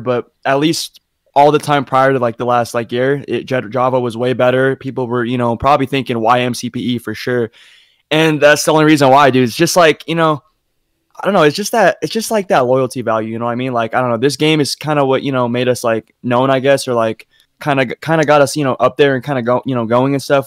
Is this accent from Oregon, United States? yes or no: no; Utah, United States; I'm from Utah. I'm in like a small town in Utah